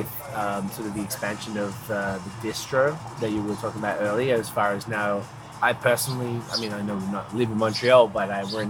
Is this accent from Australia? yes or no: yes; Melbourne, Victoria, Australia; now in Canada; I'm from Melbourne, Australia, and when I went back, I live here